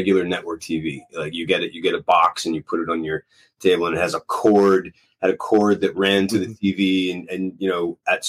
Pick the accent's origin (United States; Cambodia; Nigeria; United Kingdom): United States; Los Angeles, California; I'm from Los Angeles